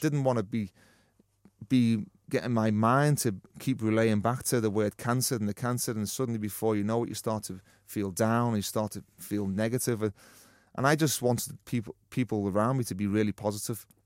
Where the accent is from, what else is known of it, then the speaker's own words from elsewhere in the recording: Liverpool, North West England, United Kingdom; a young lad growing up in Liverpool